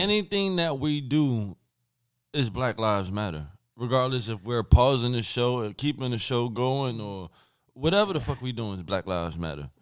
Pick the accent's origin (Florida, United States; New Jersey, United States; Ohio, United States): New Jersey, United States; Linden; my hometown, Linden, New Jersey